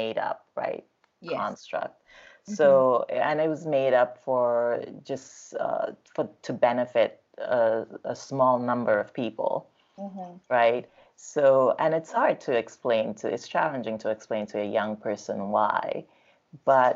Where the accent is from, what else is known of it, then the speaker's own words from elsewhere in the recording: Nigeria; now in United States; as someone who came from Nigeria to this country, because I'm Nigerian